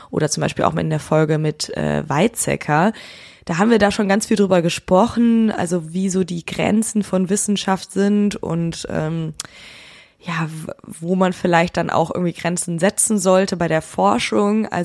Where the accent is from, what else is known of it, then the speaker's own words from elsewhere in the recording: Schönkirchen, Schleswig-Holstein, Germany; Aufgewachsen bin ich in Schönkirchen bei Kiel